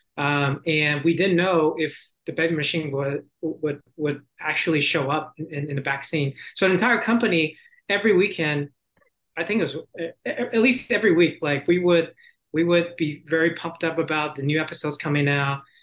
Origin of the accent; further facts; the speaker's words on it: Houston, Texas, United States; also born or lived in Taiwan; I was actually born in Taiwan and my, my, my family immigrated states when I was ten. But I basically grew up in Texas, Houston